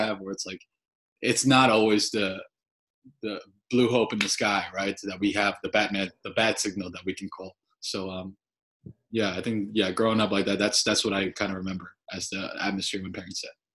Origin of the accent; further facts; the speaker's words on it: Glen Rock, New Jersey, United States; I grew up in Bergen County